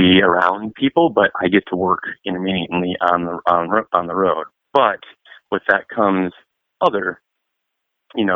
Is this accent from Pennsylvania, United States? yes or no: no; Detroit, Michigan, United States; we're from Detroit, Michigan too